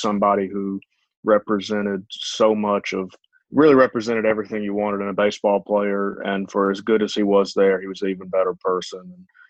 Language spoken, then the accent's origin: English; Georgia, United States; I'm from Georgia, so I've spent all 27 years of my life here.